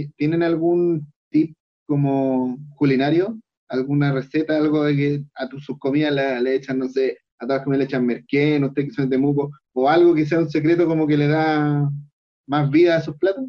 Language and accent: Spanish; Chile; nosotros como chilenos tenemos que aprovechar que estamos en un país maravilloso